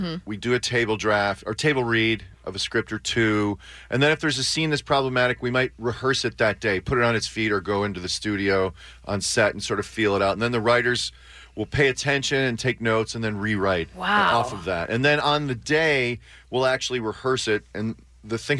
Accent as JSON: {"language": "English", "town": "Chicago", "region": "Illinois", "country": "United States", "moved": "yes", "said": "I'm from Chicago"}